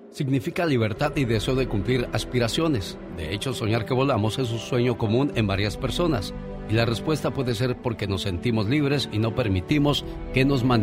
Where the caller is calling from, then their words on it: San Luis Obispo, California, United States; Soy … de San Luis Obispo. Vine aquí a la ciudad de Santa Bárbara a verlos al zoológico.